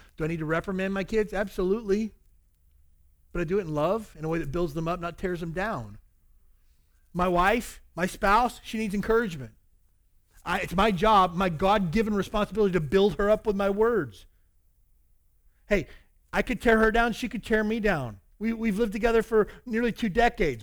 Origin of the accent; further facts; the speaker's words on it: the South, United States; I grew up in the South